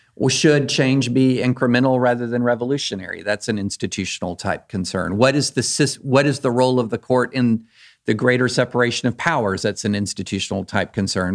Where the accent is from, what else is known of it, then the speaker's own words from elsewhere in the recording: Kentucky, United States; I grew up in Kentucky